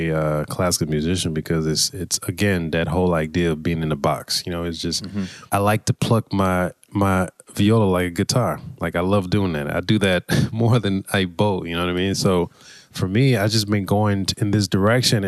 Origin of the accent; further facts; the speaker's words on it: South Florida, United States; accent: twang; I'm from South Florida, so I'm going to speak with a little, you know, with a little twang